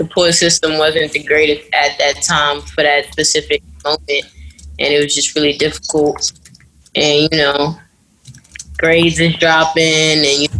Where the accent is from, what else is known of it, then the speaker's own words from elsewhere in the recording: New York City, New York, United States; I'm from New York City.